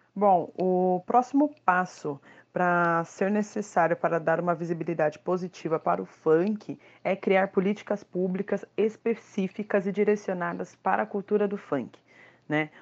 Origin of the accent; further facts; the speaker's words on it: São Paulo, Brazil; eu sou nascida e criada no Itaim Paulista, zona leste de São Paulo